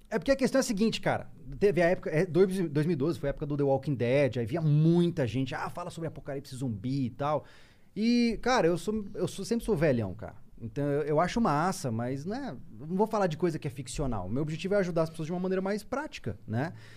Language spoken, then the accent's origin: Portuguese; Campo Grande, Mato Grosso do Sul, Brazil; now in Florianópolis, Brazil; eu não sou de Floripa, sou de Mato Grosso do Sul, lá da região do Pantanal, né? Campo Grande.